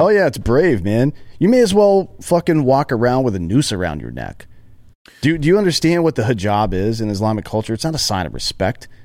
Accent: the South, United States; I'm from the South

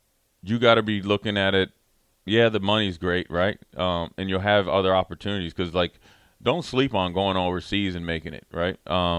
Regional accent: Minnesota, United States; Mark's from California, you're from Virginia, I'm from Minnesota

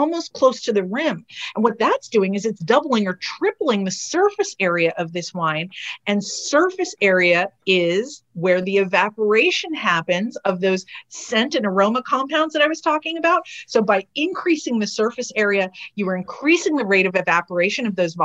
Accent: Canada; we come from Canada. We're hardy folks.

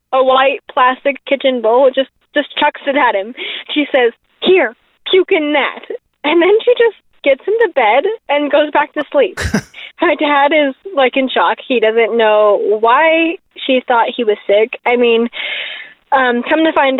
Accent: Orem, Utah, United States; I'm from Orem, Utah

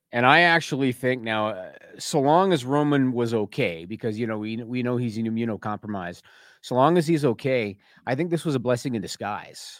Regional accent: Canada; I'm Canadian

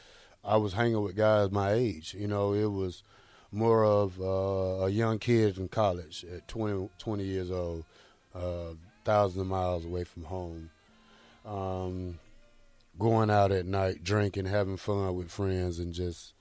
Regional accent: Georgia, United States; moved away as an adult; also born or lived in Nebraska; I'm from Georgia.

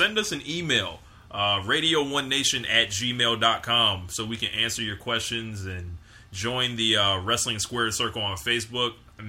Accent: West Coast, United States; I'm from the West Coast.

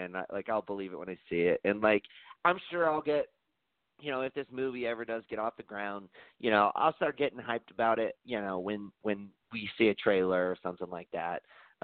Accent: United Kingdom; I'm British.

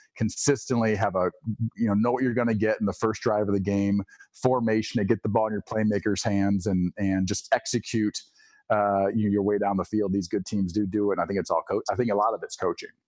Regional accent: Eastern Iowa, United States; I grew up in Eastern Iowa, which is definitely more purple

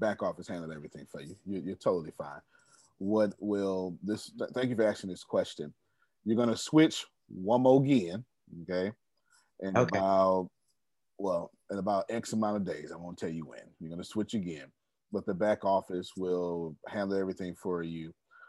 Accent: Texas, United States; I'm from Texas.

